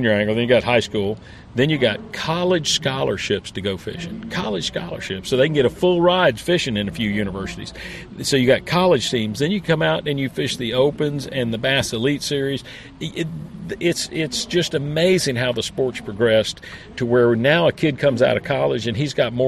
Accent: Florida, United States; born and raised in Florida

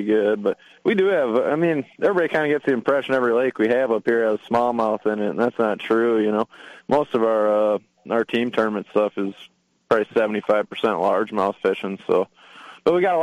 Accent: Minnesota, United States; I'm from Minnesota, born and raised. Did all my fishing growing up here

